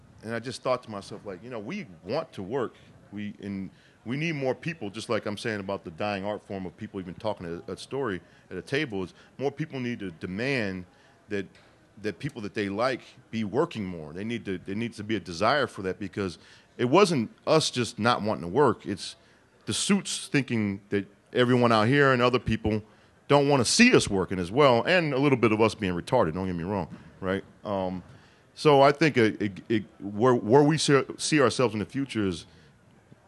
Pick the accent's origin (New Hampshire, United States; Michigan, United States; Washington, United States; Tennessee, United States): Michigan, United States; Detroit; now in California, United States; we're from Detroit